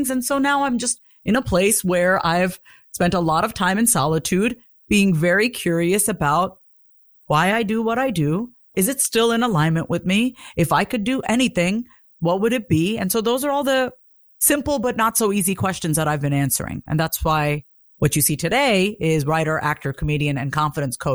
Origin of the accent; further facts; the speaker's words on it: South India, India; first language Tamil; English is a second language; And, and in our language, I speak Tamil. I'm from South India.